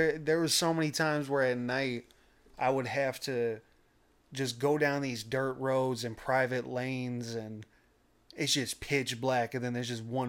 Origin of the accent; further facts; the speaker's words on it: St. Louis, Missouri, United States; I'm like, yeah. No, I'm from St. Louis.